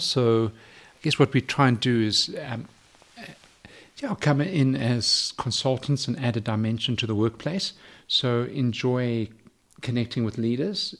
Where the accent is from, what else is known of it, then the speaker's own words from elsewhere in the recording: Johannesburg, Gauteng, South Africa; also born or lived in London; I was raised in, in Johannesburg.